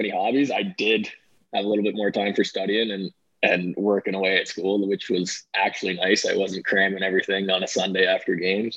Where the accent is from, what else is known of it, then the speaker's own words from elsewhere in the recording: East Coast of Canada, Canada; we're from the East Coast of Canada